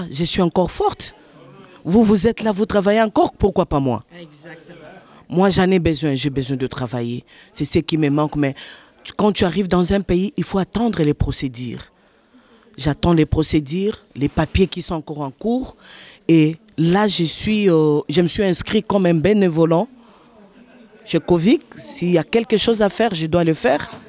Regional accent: Republic of the Congo; moved away as an adult; also born or lived in Lachine, Montreal; now in Montreal, Canada; Oh, ça fait aujourd'hui troisième mois. Je suis arrivée au Jeki du Congo, Congo-Brazzaville.

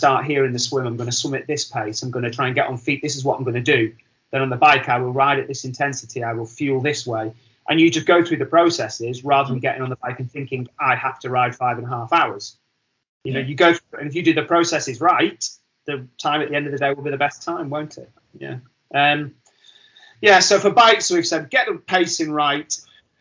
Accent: Wigan, North West England, United Kingdom; I'm from Wigan

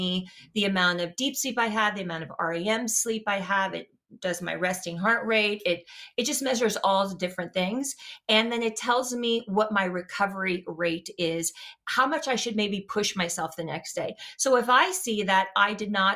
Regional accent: Louisiana, United States; I'm from the South, like from Louisiana, you know, I ate rice and gravy

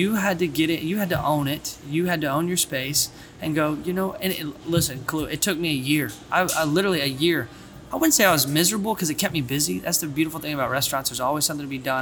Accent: Bowling Green, Kentucky, United States; also born or lived in Florida; coming back to my hometown and walking on and playing at Western

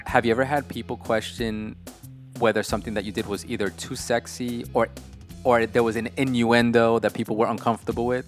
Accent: New York, United States; somebody born and raised in New York

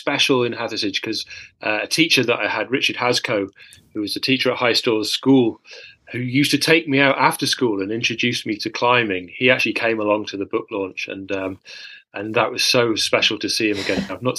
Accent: Sheffield, Yorkshire and the Humber, United Kingdom; I grew up in Sheffield, climbing on the gritstone crags there

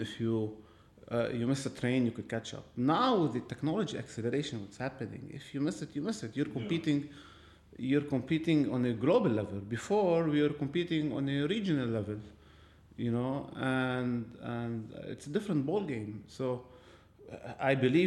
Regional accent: Lebanon; moved away as an adult; this is my home country. I belong here

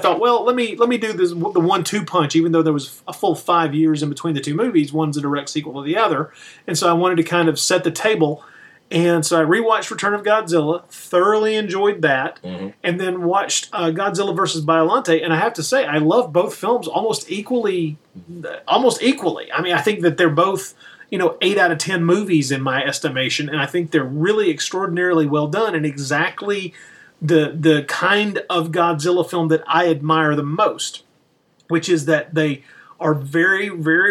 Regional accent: United States; being an American

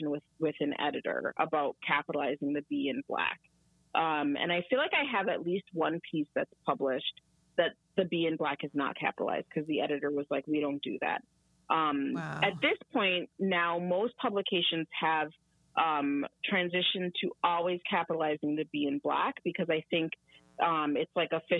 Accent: United States; me and my siblings were all born here in the United States

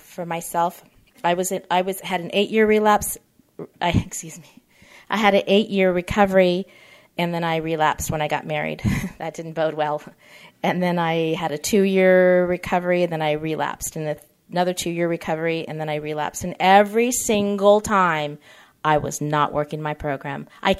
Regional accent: California, United States; I can, because I come from Orange County. We eat sugar.

